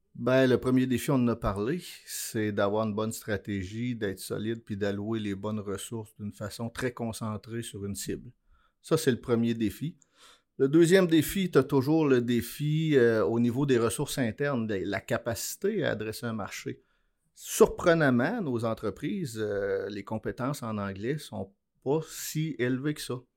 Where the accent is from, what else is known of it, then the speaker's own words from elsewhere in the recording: Abitibi-Témiscamingue, Quebec, Canada; je suis né en Abitibi-Témiscamingue